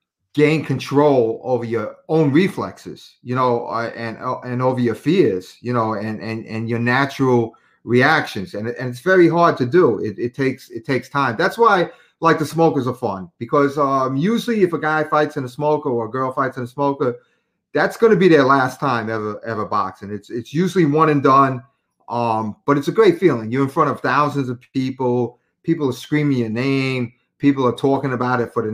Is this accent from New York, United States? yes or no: yes; New York City, New York, United States; I grew up in South Queens, South Ozone Park.